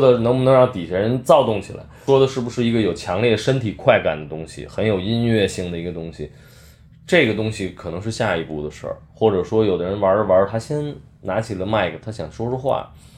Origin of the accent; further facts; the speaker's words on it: Beijing, China; moved away; 我是北京人